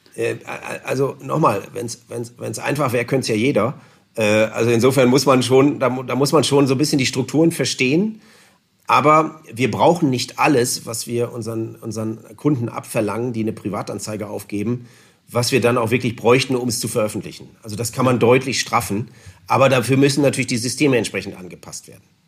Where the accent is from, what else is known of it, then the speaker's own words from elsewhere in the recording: Northern Germany, Germany; now in Allgäu, Germany; Ich komme ja nun aus Norddeutschland.